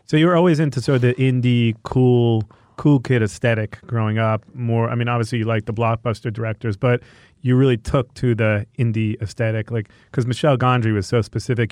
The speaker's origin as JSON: {"language": "English", "area": "Long Island, Five Towns", "region": "New York", "country": "United States", "moved": "as an adult", "lives_now": "Los Angeles, United States", "said": "from Long Island"}